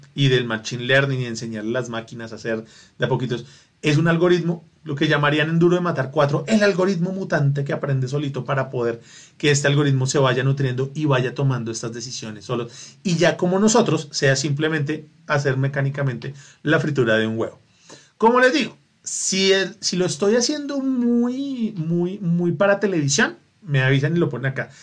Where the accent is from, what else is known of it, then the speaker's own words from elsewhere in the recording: Bogotá, Colombia; Porque es mi ciudad, porque soy rolo